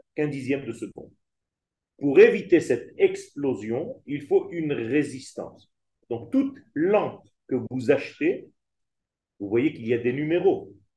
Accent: Israel; J'ai vécu en Israël euh, toutes les guerres pratiquement, puisque je suis né en Israël, la guerre de six jours, la guerre de Kippour, étant enfant

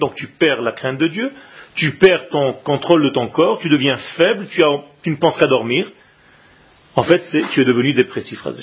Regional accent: Israel; moved away; quand j'étais petit en Israël

